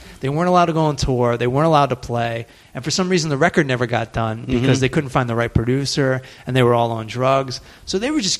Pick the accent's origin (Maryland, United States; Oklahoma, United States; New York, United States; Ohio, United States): Maryland, United States; Southern; now in Los Angeles, United States; I'm from Southern Maryland.